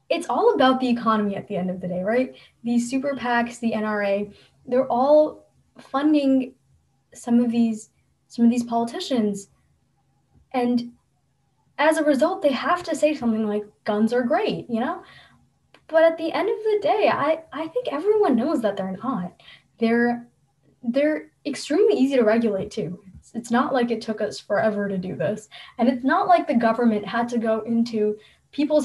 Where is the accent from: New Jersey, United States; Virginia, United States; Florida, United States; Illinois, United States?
New Jersey, United States; I come from a state, I'm from New Jersey